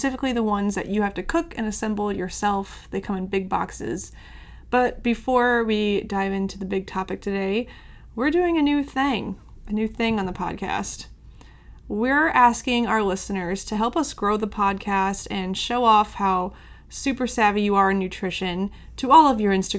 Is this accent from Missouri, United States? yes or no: yes; St. Louis, Missouri, United States; I'm from St. Louis